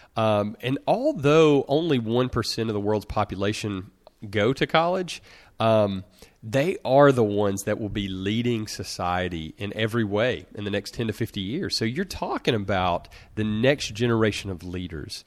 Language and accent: English; Russellville, Alabama, United States; the only person from my hometown of small town Russellville, Alabama, in rural Alabama